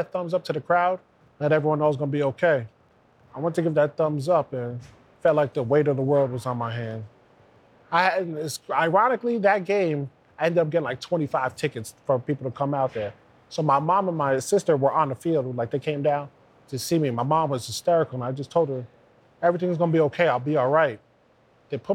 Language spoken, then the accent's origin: English; New Jersey, United States